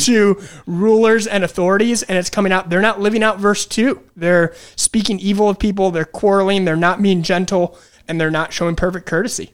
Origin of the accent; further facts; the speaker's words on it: Detroit, Michigan, United States; moved away as an adult; now in Wilkes-Barre, United States; I'm originally from Detroit, Michigan.